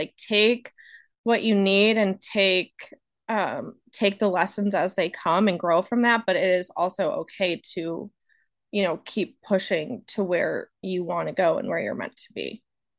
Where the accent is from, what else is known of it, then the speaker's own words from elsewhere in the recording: Rochester, New York, United States; moved away; I grew up in Rochester, New York, which is where Wegmans, the best grocery store ever, started.